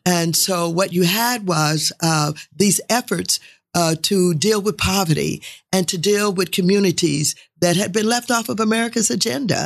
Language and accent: English; St. Louis, Missouri, United States; moved away as an adult; now in California, United States; was reared in Saint Louis, uh, came to California